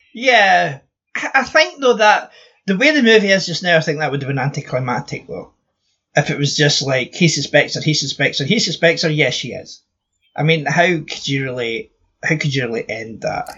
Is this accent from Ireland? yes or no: no; Scotland, United Kingdom; I'm Scottish